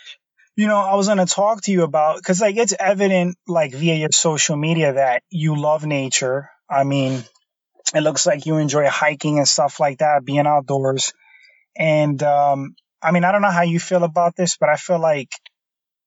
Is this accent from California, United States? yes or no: no; New York City, New York, United States; now in New England, United States; I grew up in New York. I grew up in the Bronx, the inner city. And, I moved to New England a long time ago